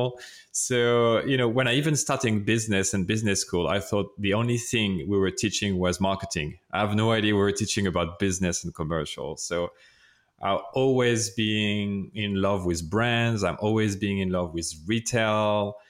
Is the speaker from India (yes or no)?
no; France; accent: French; English is a second language; that's my French accent